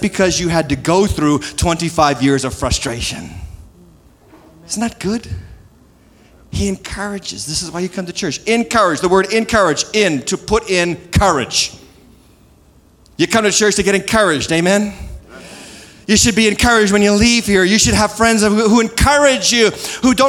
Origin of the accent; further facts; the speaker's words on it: New England, United States; moved away; I'm from New England